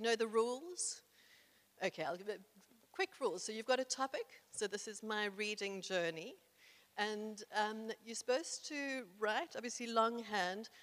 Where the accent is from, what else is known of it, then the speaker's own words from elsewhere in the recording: South Africa; I was incredibly privileged growing up in South Africa as a white person in the 1970s